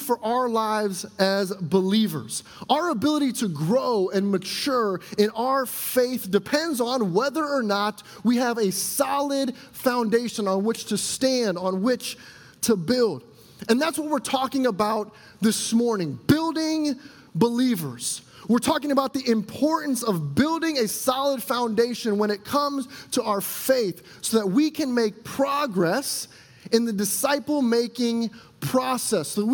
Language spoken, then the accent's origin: English; a suburb just south of Chicago, Illinois, United States; now in Elk Grove, United States; I grew up in the Midwest in a suburb just south of Chicago